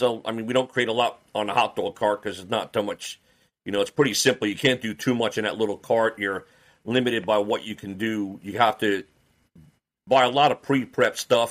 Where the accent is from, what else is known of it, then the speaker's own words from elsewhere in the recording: New York, United States; moved away as an adult; now in Roanoke, United States; we're originally from New York